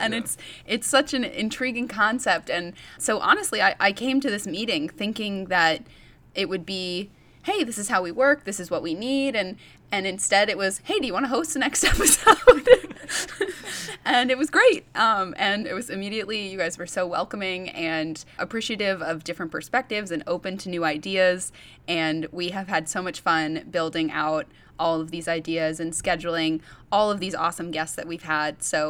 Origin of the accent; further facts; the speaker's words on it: New England, United States; I am from the New England area.